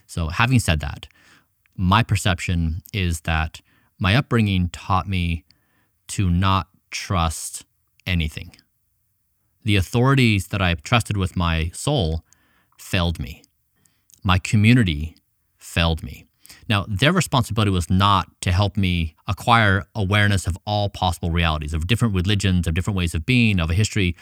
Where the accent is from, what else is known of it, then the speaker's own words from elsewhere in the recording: United States; also born or lived in Ecuador; I had come from this middle-class family in the United States